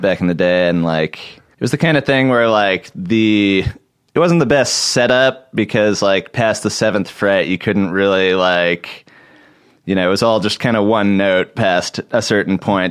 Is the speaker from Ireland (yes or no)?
no; Portland, Oregon, United States; I grew up in Portland, Oregon